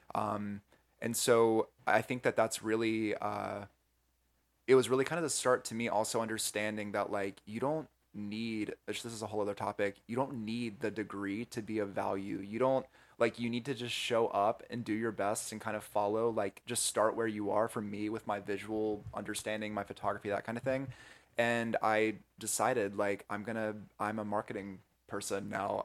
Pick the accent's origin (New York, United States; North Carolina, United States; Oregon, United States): North Carolina, United States; moved away as an adult; now in California, United States; I'm from the Southeast originally in North Carolina